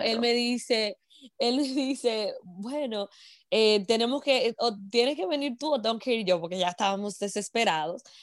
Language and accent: Spanish; Moca, Espaillat, Dominican Republic; moved away as an adult; now in United States; soy mocana, dominicana de pura cepa